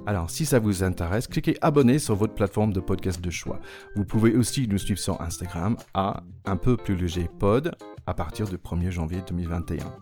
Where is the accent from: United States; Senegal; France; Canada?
United States; accent: American; French is a second language; moved away; je suis américain comme vous pouvez entendre